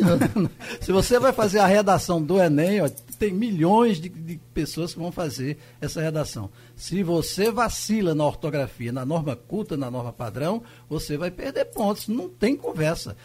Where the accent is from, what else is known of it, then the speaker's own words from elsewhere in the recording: Afogados da Ingazeira, Pernambuco, Brazil; also born or lived in Carnaíba; eu nasci em Carnaíba e fiquei muito tempo em Afogados, na Engazeira